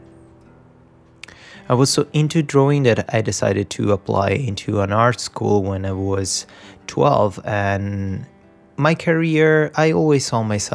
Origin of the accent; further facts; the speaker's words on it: Rome, Lazio, Italy; moved away as an adult; now in Vancouver, Canada; So I'm Italian. I was born in Italy, Rome. I lived in Italy until I was 28. Then I decided to move to Vancouver